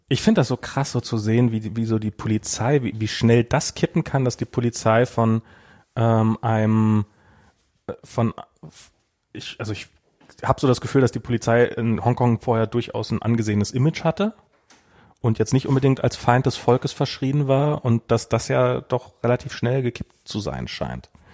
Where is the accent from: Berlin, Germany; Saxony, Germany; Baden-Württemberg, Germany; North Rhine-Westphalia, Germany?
Berlin, Germany; als ich ein Kind war, in einer Mainzer Straße, also es gab äh, in, einer, in, in Friedrichshain